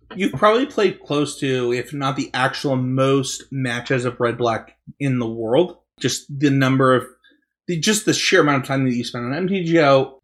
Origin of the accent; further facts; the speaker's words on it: Utah, United States; I'm from Utah, and we say mountain, and we say Britain